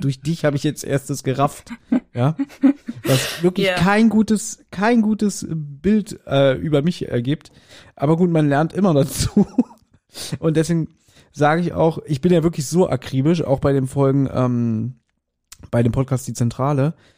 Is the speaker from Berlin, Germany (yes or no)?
yes; Berlin, Germany; ich bin in Berlin geboren und ich lebe immer noch in Berlin